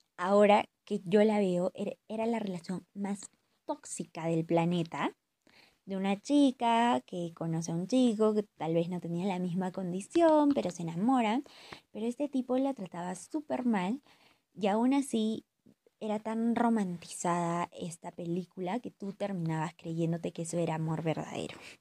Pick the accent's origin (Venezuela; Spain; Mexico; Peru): Peru; Huancayo, Junín; moved away; estoy pasando la cuarentena con mi familia en mi ciudad natal, que es Huancayo. Eh, y bueno, estoy durmiendo en el cuarto en el que he crecido